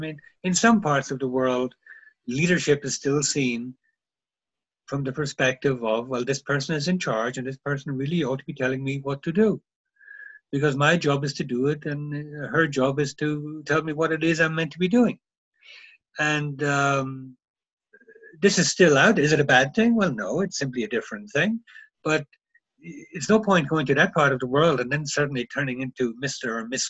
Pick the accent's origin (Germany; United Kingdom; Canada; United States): Germany; because I come from Germany and we always get there on time.